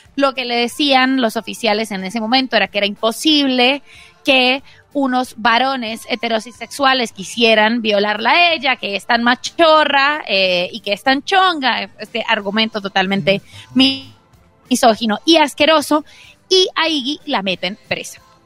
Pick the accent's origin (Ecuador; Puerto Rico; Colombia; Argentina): Colombia; yo soy colombiana